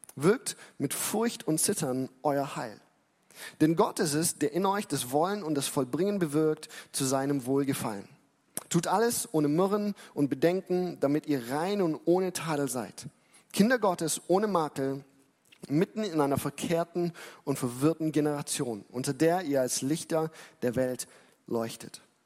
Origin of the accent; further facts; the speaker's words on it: Germany; für uns als Deutsche